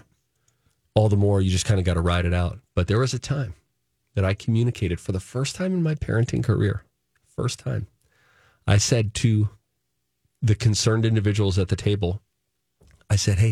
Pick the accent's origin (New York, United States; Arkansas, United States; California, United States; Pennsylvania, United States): Pennsylvania, United States; moved away; back in PA in my home state